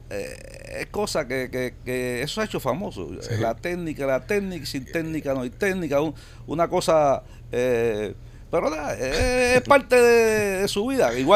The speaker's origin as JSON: {"language": "Spanish", "country": "Cuba", "moved": "yes", "said": "Salí de Cuba en el 2007"}